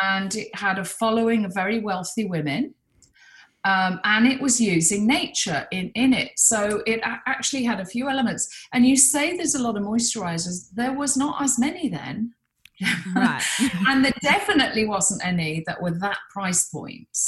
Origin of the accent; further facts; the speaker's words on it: Birmingham, West Midlands, United Kingdom; I sort of would call my friends and say they don't know I'm from Birmingham.